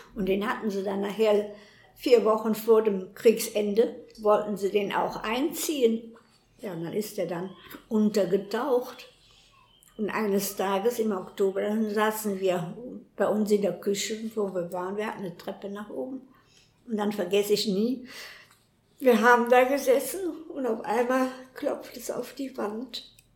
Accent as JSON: {"language": "German", "town": "Cologne", "region": "North Rhine-Westphalia", "country": "Germany", "tie": "born or raised there", "also_born_or_lived": "Weserbergland", "said": "ich bin 1932 in Köln geboren, in der Merwinger"}